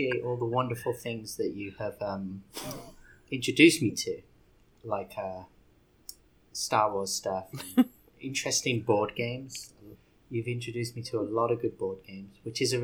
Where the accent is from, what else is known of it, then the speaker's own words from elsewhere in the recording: United Kingdom; I'm British.